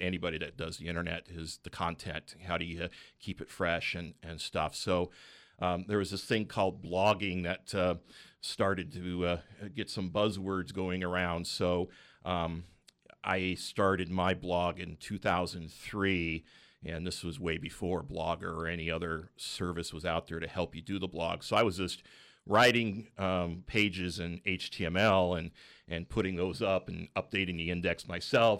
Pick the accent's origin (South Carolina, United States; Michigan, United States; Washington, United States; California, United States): California, United States; Bay Area; moved away as an adult; now in Central Coast, California, United States; I was from the Bay Area, so we, we went back up there for the job world.